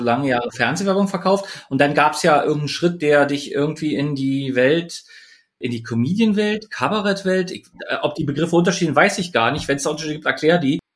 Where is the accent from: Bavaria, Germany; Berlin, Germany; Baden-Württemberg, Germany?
Berlin, Germany; ich jetzt als Berliner